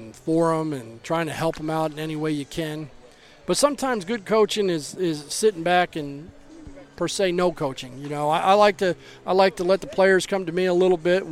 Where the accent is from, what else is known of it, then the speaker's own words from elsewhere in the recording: Baltimore, Maryland, United States; I was born in Baltimore